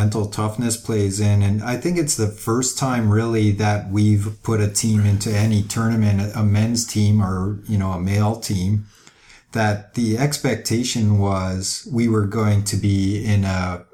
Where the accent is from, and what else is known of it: Canada